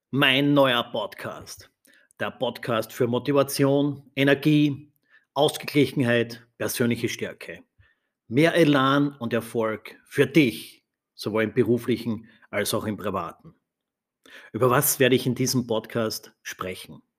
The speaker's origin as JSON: {"language": "German", "region": "Styria", "country": "Austria", "tie": "born or raised there", "said": "aufgewachsen in der Steiermark in Österreich. Meine Großeltern hatten ein Gasthaus, eine Gastwirtschaft"}